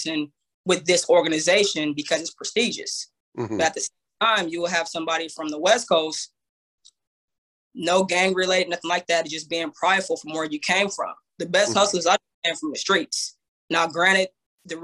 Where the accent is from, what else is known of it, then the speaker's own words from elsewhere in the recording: Banning, California, United States; I'm from the Inland Empire, a city called Banning, California.